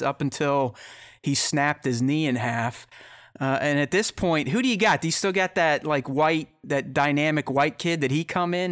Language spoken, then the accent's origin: English; Pittsburgh, Pennsylvania, United States; I'm from Pittsburgh, so I'm a Steelers fan